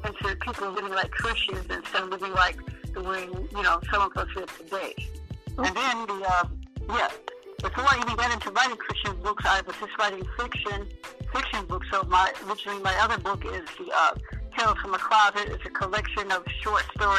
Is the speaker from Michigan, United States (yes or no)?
yes; Michigan, United States; I'm from Michigan